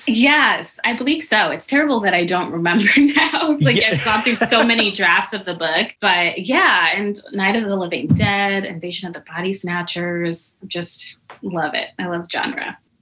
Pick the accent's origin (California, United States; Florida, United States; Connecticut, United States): Connecticut, United States; a Panera in my hometown in Connecticut